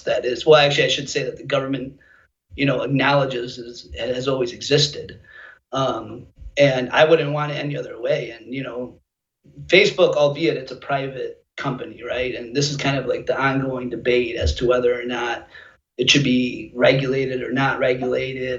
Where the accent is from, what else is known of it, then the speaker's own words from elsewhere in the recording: United States; I'm an American first